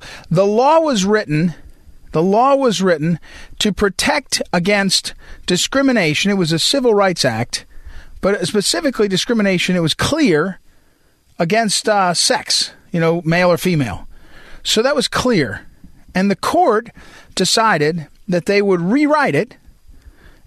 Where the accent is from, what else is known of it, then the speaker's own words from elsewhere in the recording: Missouri, United States; I'm from Missouri